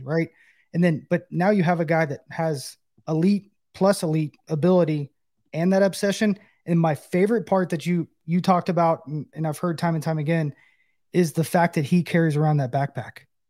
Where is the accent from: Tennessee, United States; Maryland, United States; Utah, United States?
Tennessee, United States; Knoxville; Knoxville, my hometown